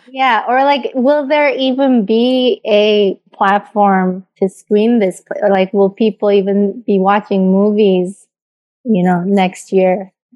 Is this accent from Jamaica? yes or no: no; South Korea; I grew up in Korea.